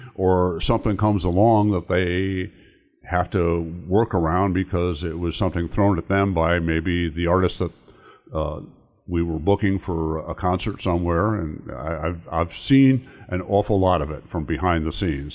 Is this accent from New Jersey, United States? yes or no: yes; New Jersey, United States; moved away as an adult; now in Indiana, United States; I'm originally from New Jersey, and I came out here to go to Notre Dame.